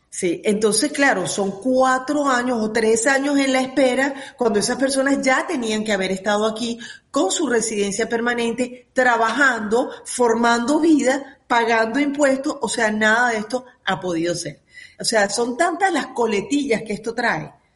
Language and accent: Spanish; Venezuela; now in United States; como comunidad venezolana